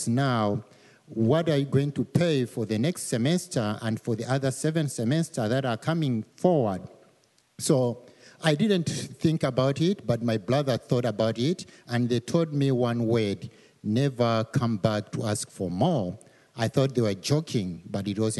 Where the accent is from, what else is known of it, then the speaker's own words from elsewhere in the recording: Malawi; moved away as an adult; I'm from Malawi. Malawi is one of the smallest countries in Africa, and it's one of the poorest countries in the world. An average income for most of the families is around $500. Most of the people, they make a dollar a day. So I grew up in that kind of environment